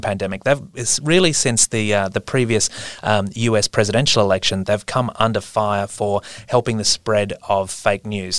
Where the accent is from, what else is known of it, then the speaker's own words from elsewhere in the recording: Queensland, Australia; I'm from Queensland, and so I spend a lot of Christmases as a kid in North Queensland at my uncle's house